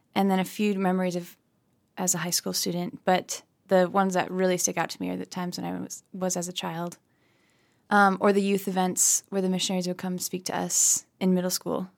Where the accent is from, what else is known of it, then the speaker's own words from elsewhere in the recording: Lansing, Michigan, United States; I was born in Lansing, and then I think when I was probably four or five years old, we moved to a farm. So now we live on a hobby farm